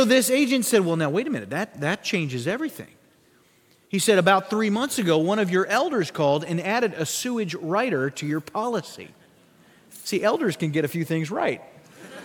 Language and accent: English; Sioux Falls, South Dakota, United States; my hometown of Sioux Falls, South Dakota